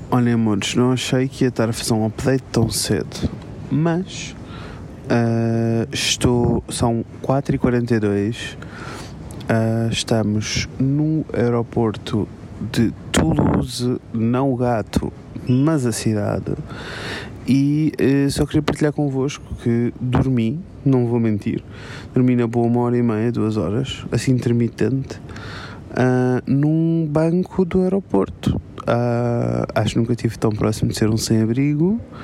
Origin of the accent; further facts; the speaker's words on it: Portugal; nós somos portugueses